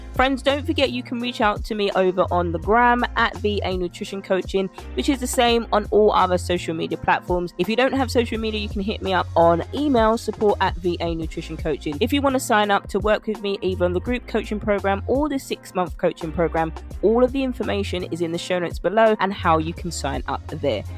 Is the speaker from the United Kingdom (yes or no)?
yes; United Kingdom; accent: British; my British accent